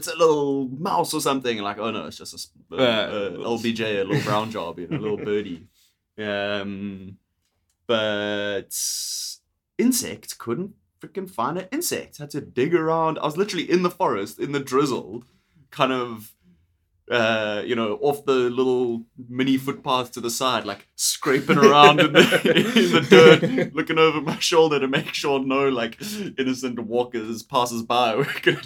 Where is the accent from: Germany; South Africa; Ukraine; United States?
South Africa; moved away as an adult; now in Vancouver, Canada; I'm fucking from here